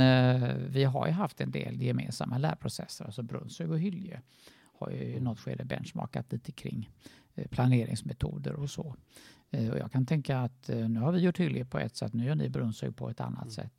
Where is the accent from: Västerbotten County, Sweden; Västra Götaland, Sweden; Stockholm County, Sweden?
Västra Götaland, Sweden; Gothenburg; moved away; min hemstad Göteborg